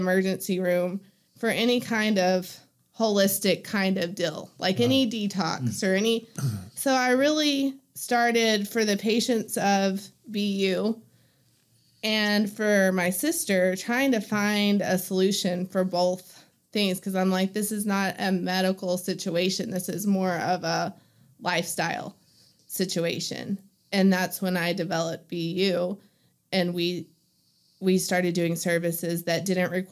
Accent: Hobbs, New Mexico, United States; moved away as an adult; now in Greenwood, United States; I grew up in Hobbs

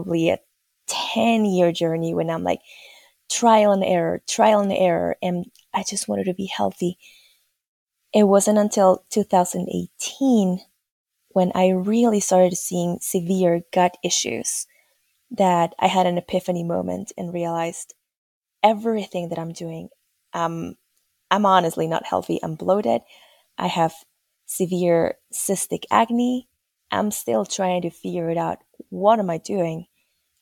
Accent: Peru; moved away as an adult; now in United States; originally born and raised in Peru

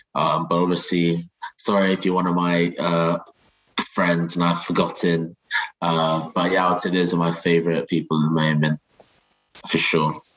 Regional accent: Nigeria; moved away; I'm originally from Nigeria

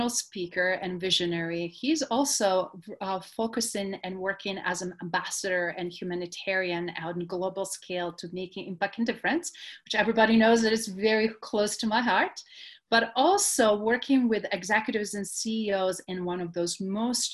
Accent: Adriatic coast, Croatia; growing up in Croatia on Adriatic coast

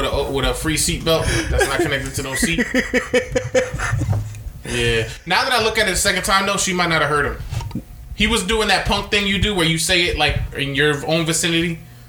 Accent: Philadelphia, Pennsylvania, United States; growing up in Philly

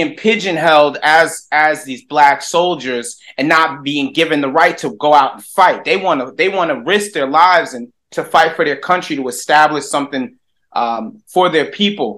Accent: New Jersey, United States; moved away; I grew up in New Jersey

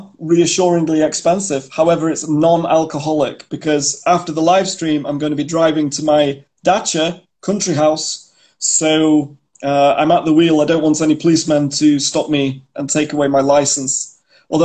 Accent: Manchester, North West England, United Kingdom; moved away as an adult; now in Novosibirsk, Russia; I'm from Manchester in the UK. I've been living in Russia for 12 years

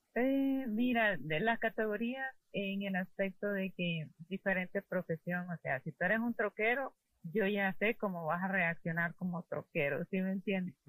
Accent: Honduras; moved away; somos escasos los hondureños

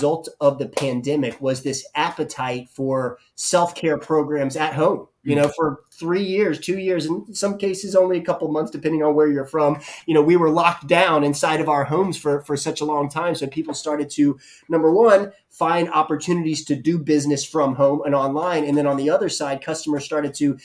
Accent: Jacksonville, Florida, United States; also born or lived in Pensacola / Boston / Atlanta; I grew up and was born and raised in Jacksonville

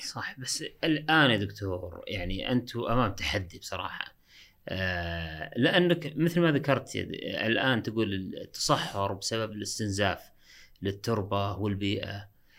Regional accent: Saudi Arabia; عندنا في السعودية

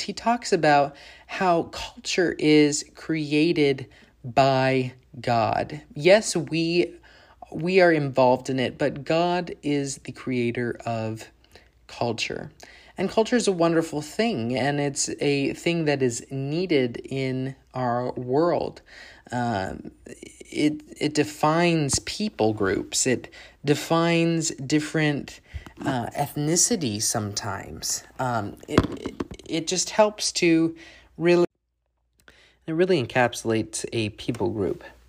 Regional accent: Bloomington, Illinois, United States; moved away as an adult; also born or lived in Upper Peninsula of Michigan; now in Louisville, United States; my hometown of Bloomington, Illinois, um, where I've lived all, much of my life, where I was born

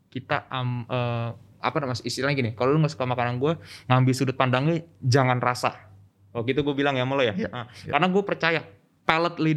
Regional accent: Bandung, West Java, Indonesia; gue orang Bandung kan ya bukannya gue menjelekkan orang Bandung

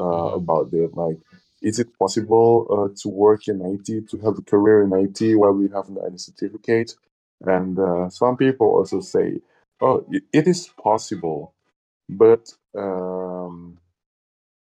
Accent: Indonesia; English is a second language; I'm from Indonesia

